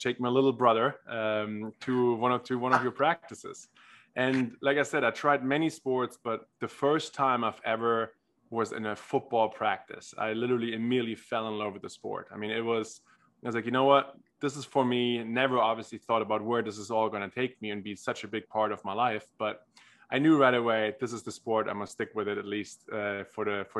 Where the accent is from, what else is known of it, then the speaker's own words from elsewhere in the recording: Germany; moved away; I grew up in Germany, tried almost every sport there is to try forcefully, as every German boy